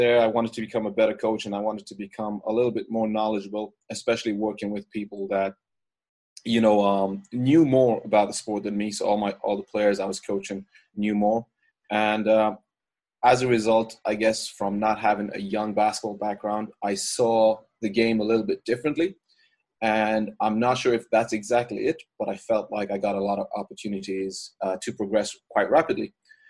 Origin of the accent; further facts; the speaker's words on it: Ireland; I'm originally from Ireland. I grew up there